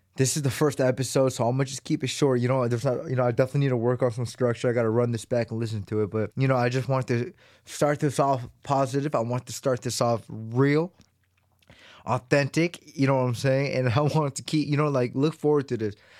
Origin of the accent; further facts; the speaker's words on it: United States; born and raised in America